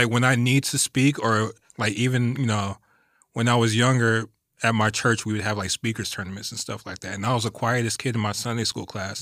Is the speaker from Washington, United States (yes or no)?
no; West Covina, California, United States; also born or lived in Anchorage, Alaska; I'm from West Covina, the Covina area